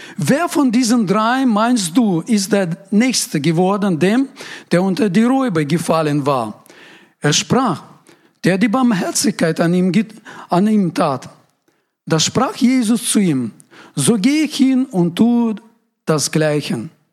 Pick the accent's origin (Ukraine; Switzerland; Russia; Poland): Russia; Ural Mountains; German is a second language; now in Germany; Ich komme aus Uralgebirge, das ist äh, Grenze Europa, Asien. Das ist so etwa Mitte in Russland.